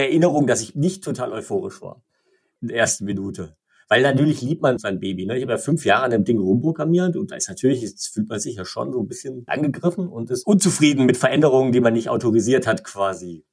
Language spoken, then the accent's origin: German; Igersheim, Baden-Württemberg, Germany; Mein Heimatort ist Igersheim, einer romantischen Straße, 5000 Einwohner ungefähr